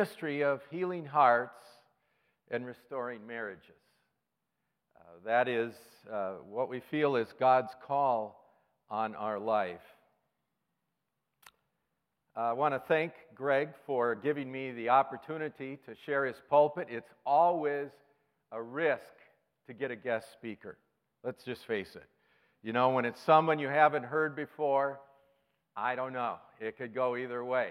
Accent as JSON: {"language": "English", "town": "Richfield", "region": "Minnesota", "country": "United States", "tie": "born or raised there", "moved": "as an adult", "lives_now": "Chicago, United States", "said": "I'm from Chicago now, but I was raised in Richfield. Grew up here in Minnesota"}